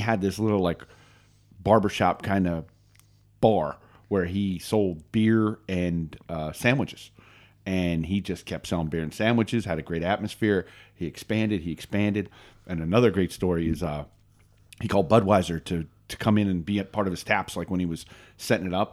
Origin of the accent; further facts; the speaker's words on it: Northeast Pennsylvania, United States; moved away as an adult; also born or lived in Maryland; I grew up in Northeast Pennsylvania